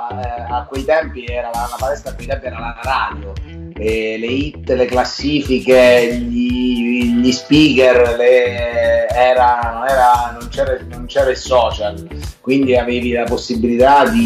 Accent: Lanciano, Abruzzo, Italy; moved away as an adult; sono emigrato a sud da, da Lanciano, sono venuto giù a Pasto, adesso vivo a Pasto con, eh, con, con prole per moglie e figlio, il trasferimento è stato dovuto alla, al mio matrimonio pastese.

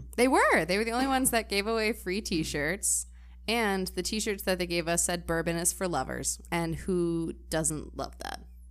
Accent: Midwest, United States; growing up in the Midwest

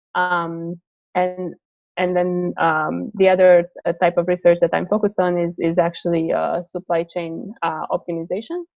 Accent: Romania; moved away as an adult; now in United States; I'm originally from Romania, but i I moved to the states uh, uh, for college

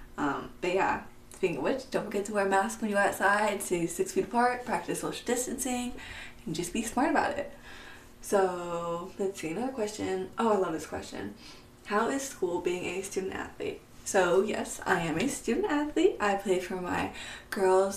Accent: San Diego, California, United States; also born or lived in Oahu, Hawaii; I was born in Hawaii, on the island of Oahu. But I was raised in San Diego, California

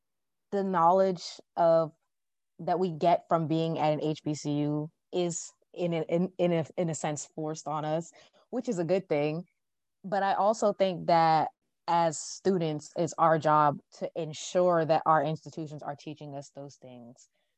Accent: Jamaica; hey, there's this Jamaican author, because I'm Jamaican.

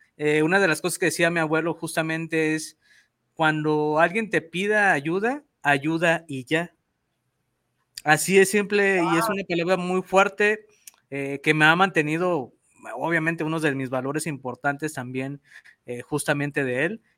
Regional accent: Mexico; yo soy de México

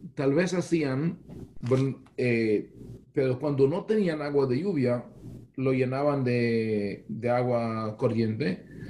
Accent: Israel; Spanish is a second language; moved away as an adult; also born or lived in Bogotá, Colombia; now in United States; nací en Israel, crecí en una, en, una familia, una casa muy balanceada, eh, con amor a Israel

